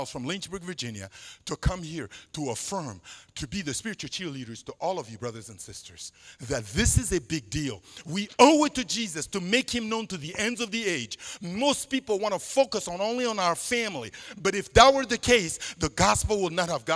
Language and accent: English; Central African Republic; first language Sango; English is a second language; moved away; in my native language, Sango, one of the 50 languages spoken in the country where I'm originally from